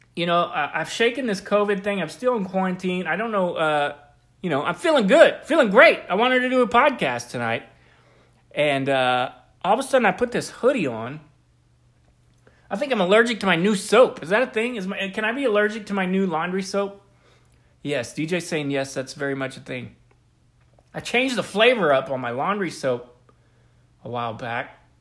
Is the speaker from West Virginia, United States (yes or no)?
no; Oklahoma City, Oklahoma, United States; all of us folks growing up in the Oklahoma City area